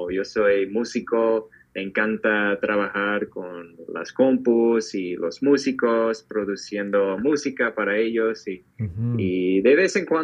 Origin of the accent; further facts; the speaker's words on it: Minnesota, United States; Spanish is a second language; moved away as an adult; now in Mexico; yo soy de Tierra Fría, de Minnesota